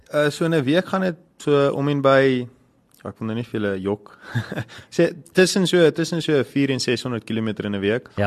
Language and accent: Afrikaans; Middelburg, Mpumalanga, South Africa; now in Pretoria, South Africa; ek is eintlik van Middelburg af, maar ek ja. is op die oomblik nou in Pretoria.